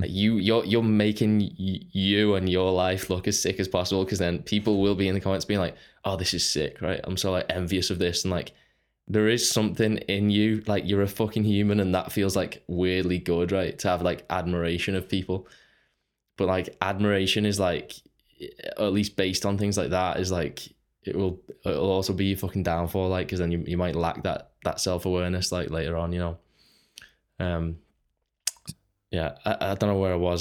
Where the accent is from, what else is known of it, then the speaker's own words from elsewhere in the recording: Runcorn, North West England, United Kingdom; I Grew up on Runcorn. It's, uh, it's just a small town, Northwest.